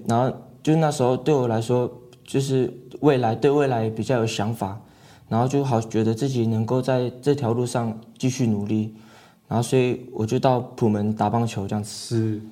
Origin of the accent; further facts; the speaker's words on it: Hualien County, Taiwan; 小时候是在外婆家长大的这样子，是。然后也会跟着部落里的人们一起打球啊，不管是篮球、棒球都打这样子